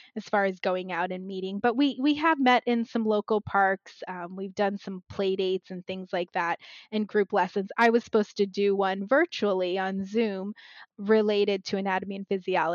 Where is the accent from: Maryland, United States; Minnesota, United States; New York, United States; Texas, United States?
Maryland, United States; now in New Jersey, United States; I was born and raised in Maryland, but I'm in New Jersey